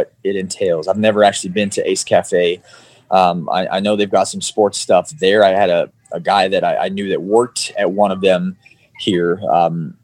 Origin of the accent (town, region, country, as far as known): Baltimore, Maryland, United States; born or raised there; now in Orlando, United States